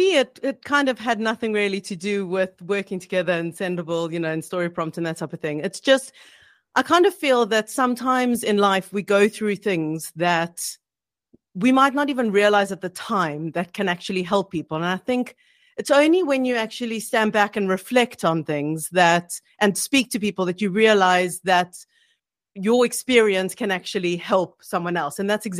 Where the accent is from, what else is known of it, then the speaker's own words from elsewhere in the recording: South Africa; moved away as an adult; now in United Kingdom; so Gavin and I moved from South Africa, our families were in South Africa, and we were based in the UK.